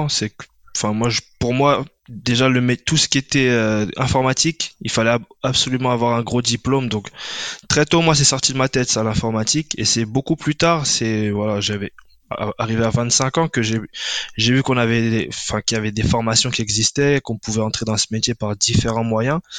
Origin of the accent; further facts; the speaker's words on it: Paris suburbs, Île-de-France, France; moved away as an adult; now in Sweden; j'ai 30 ans. Donc moi je suis originaire de, originaire de banlieue parisienne.